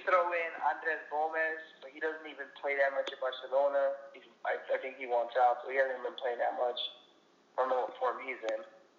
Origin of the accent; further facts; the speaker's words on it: Peru; Peru, my home country.